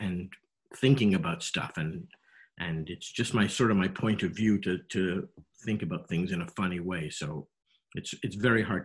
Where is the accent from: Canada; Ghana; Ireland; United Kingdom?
Canada; Montreal, Quebec; moved away as an adult; now in United States; I grew up in Montreal